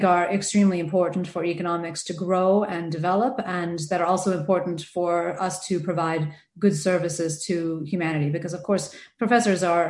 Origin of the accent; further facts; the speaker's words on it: United States; accent: American; moved away as an adult; also born or lived in Adelaide, Australia; now in Sydney, Australia; I'm American, as you can probably tell from the accent